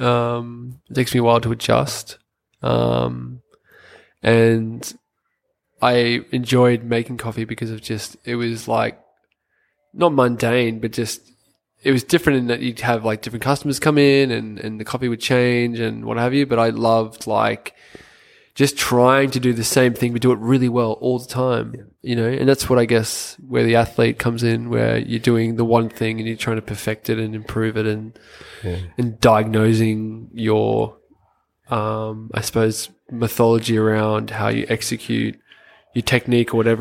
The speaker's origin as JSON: {"language": "English", "town": "Sydney", "region": "New South Wales", "country": "Australia", "tie": "born or raised there", "said": "I grew up on the Northern Beaches"}